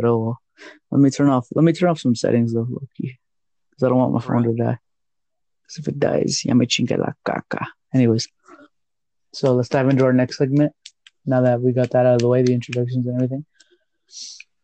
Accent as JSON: {"language": "English", "region": "828 North Carolina", "country": "United States", "also_born_or_lived": "Chicago, Illinois", "said": "I'm from the 828 North Carolina"}